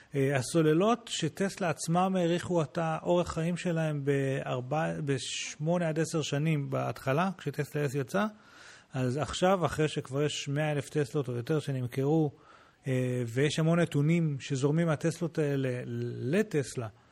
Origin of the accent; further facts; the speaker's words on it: Israel; הוא שאל אותנו מאיפה אתם בעולם, אמרנו לו ישראל